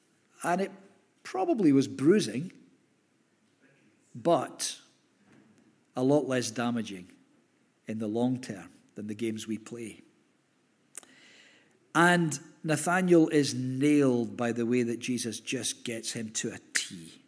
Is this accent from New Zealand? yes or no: no; Hamilton, Scotland, United Kingdom; oh, we lived in Hamilton, I was brought up in Hamilton.